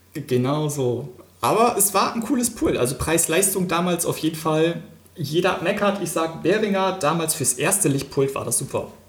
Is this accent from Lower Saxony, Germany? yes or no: yes; Wilhelmshaven, Lower Saxony, Germany; ich bin gebürtiger Wilhelmshavener